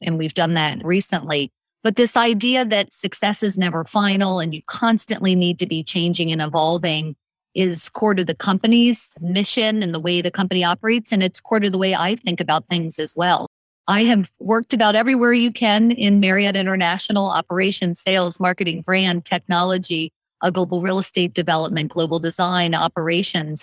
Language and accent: English; McLean, Virginia, United States; also born or lived in Washington, D.C.; I am born and raised in the Washington, D.C. area, born and raised in McLean, Virginia